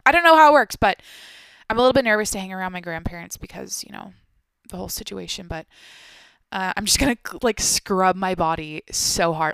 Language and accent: English; Washington, United States; moved away as an adult; now in San Diego, United States; I grew up in Washington, so it's the Pacific Northweth